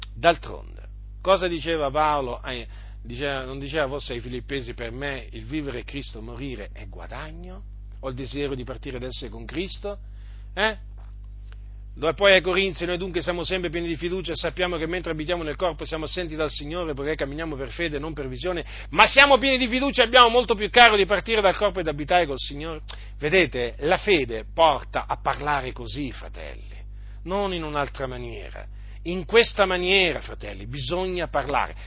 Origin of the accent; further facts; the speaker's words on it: Noyon, Hauts-de-France, France; sono nato, sono nato nella stessa città dove è nato Calvino